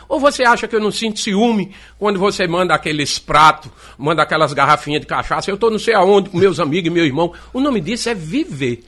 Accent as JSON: {"language": "Portuguese", "town": "Recife", "region": "Pernambuco", "country": "Brazil", "tie": "born or raised there", "also_born_or_lived": "Paraíba", "moved": "yes", "lives_now": "João Pessoa, Brazil", "said": "E eu morei na Paraíba, quando deu quatro anos de idade, eu vim embora para o Recife. Eu peguei aquelas três cheias, nós sofremos muito aqui no Recife"}